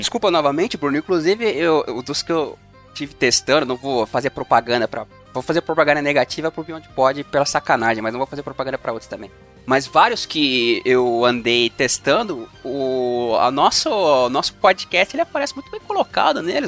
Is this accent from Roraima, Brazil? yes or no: no; São Bernardo do Campo, São Paulo, Brazil; na minha cidade natal, São Bernardo do Campo